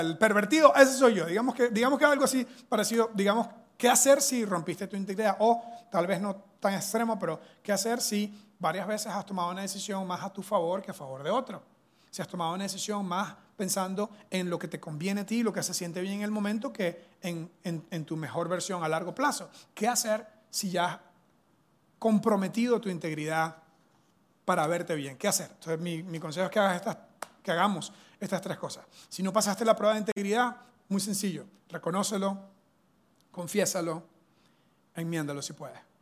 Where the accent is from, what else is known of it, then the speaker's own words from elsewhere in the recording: Venezuela; now in Costa Rica; soy venezolano, eso es una mezcla que tengo, ¿verdad? Culturalmente, pero soy venezolano